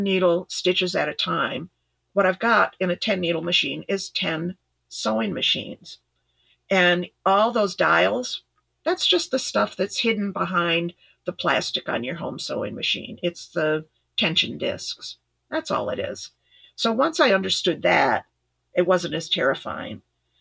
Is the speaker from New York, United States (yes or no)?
yes; Ithaca, New York, United States; moved away; also born or lived in Midwest; I grew up in Ithaca, New York